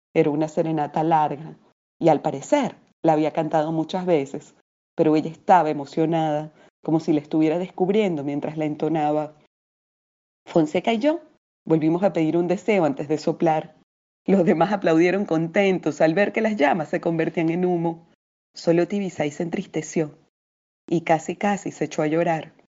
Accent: Venezuela; moved away as an adult; now in Lima, Peru; narradora y poeta venezolana eh, residenciada hace algunos años en Lima, así que también soy peruana por elección y adopción.

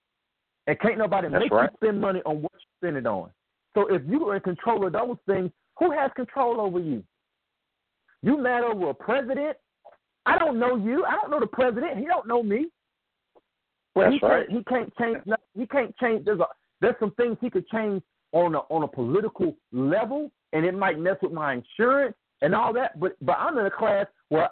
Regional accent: United States; I'm Black American

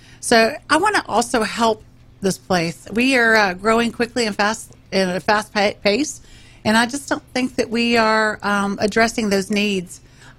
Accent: Round Rock, Texas, United States; moved away as an adult; also born or lived in Montgomery County, Texas; now in Montgomery, United States; I didn't think I would love a place more than my home county of Williamson County. I grew up in Round Rock, Texas, when it was a little one-horse town. Yeah. And now it's thriving.

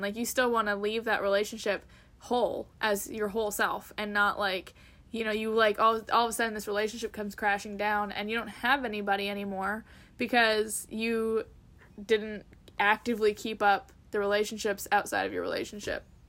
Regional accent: Canada; as a Canadian

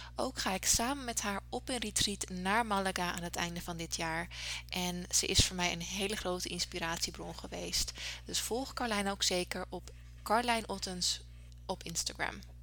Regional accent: Netherlands; moved away as an adult; now in Canada; Ik ben nooit uit Nederland weggegaan

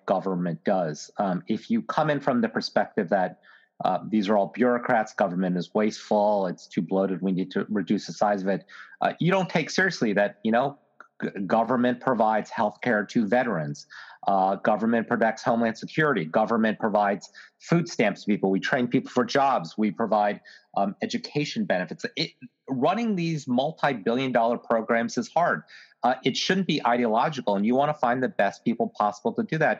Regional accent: Virginia, United States; my home state of Virginia

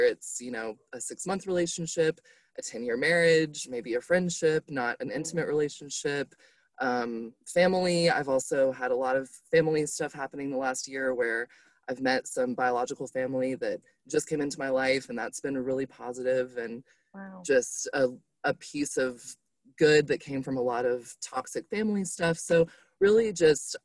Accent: Atlanta, Georgia, United States; also born or lived in Valdosta, Georgia; I'm from Atlanta, but it kind of just felt foreign at that point to me because I've been in Valdosta for 2.5 years.

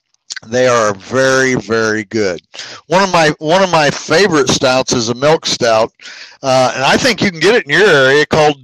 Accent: Illinois, United States; now in Kentucky, United States; Now, I'm originally from Illinois

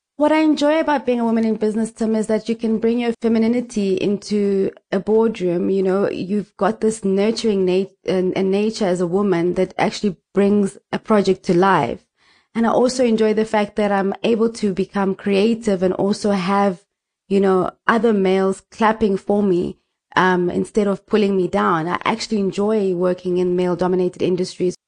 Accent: Nelspruit, Mpumalanga, South Africa; I was born in Mpumalanga, um, in a, the capital city called Nelspruit

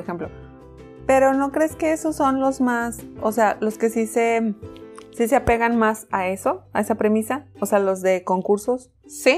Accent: Mexico; como buena mexicana.

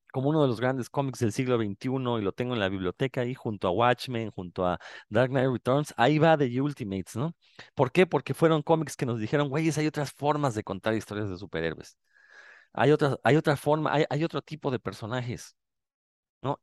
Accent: Mexico; uno como mexicano

